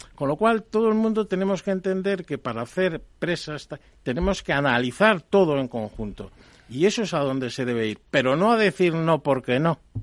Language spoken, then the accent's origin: Spanish; Palencia, Castile and León, Spain; now in Cantabria, Spain; yo no soy cántabro, yo soy de Palencia. Pero vamos, llevo ya más años en Cantabria.